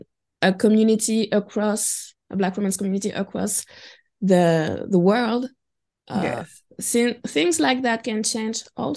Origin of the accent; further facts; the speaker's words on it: Martinique, France; the island I'm from Martinique, and those who are really the descendants from African people who immigrated in the 60s and the 70s.